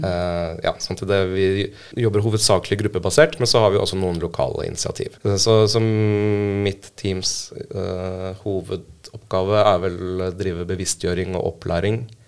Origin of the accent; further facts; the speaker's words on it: Oslo, Norway; Født og oppvokst i Oslo